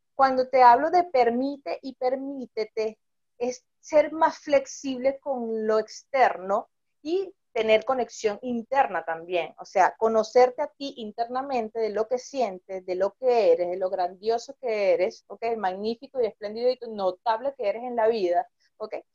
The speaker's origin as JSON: {"language": "Spanish", "country": "Venezuela", "said": "somos venezolanos y sabemos mucho de lo que hemos pasado aquí"}